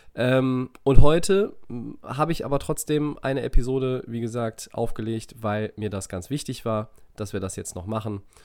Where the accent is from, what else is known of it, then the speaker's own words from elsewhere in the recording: Düsseldorf, North Rhine-Westphalia, Germany; als Düsseldorfer